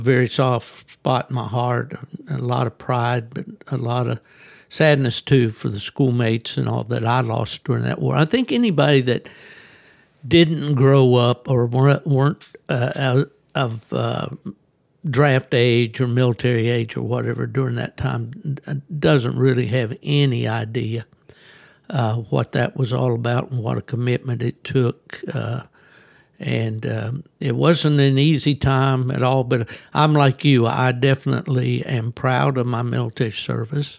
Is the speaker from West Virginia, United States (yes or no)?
yes; southern West Virginia, United States; moved away; I was born in southern West Virginia